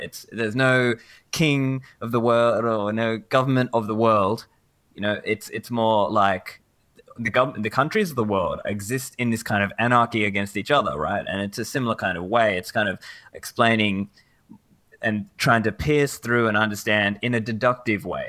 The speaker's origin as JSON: {"language": "English", "town": "Sydney", "region": "New South Wales", "country": "Australia", "tie": "born or raised there", "also_born_or_lived": "Sri Lanka", "said": "Originally, I'm from Sri Lanka, but I have grown up here in Sydney, Australia"}